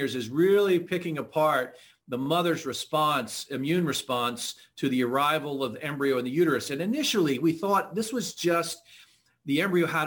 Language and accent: English; Pennsylvania, United States; also born or lived in Idaho; I grew up in Pennsylvania